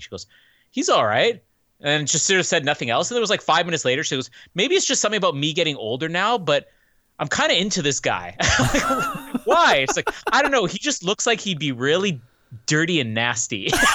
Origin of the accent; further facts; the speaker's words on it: Canada; as a Canadian